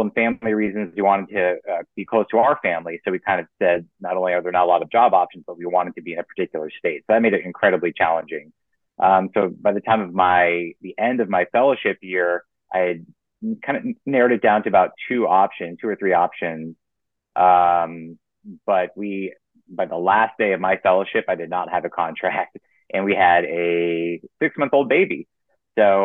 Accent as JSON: {"language": "English", "region": "Florida", "country": "United States", "tie": "born or raised there", "also_born_or_lived": "Oregon / Pennsylvania", "moved": "as an adult", "said": "I grew up in Florida."}